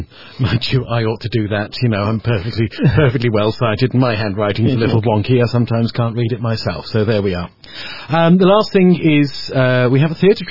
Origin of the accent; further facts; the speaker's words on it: Marston Green, West Midlands, United Kingdom; I was born in Marston Green